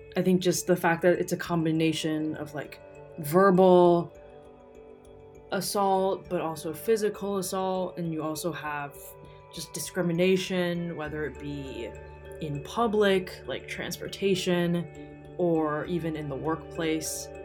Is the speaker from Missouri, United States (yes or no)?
yes; St. Louis, Missouri, United States; I was born in St. Louis, Missouri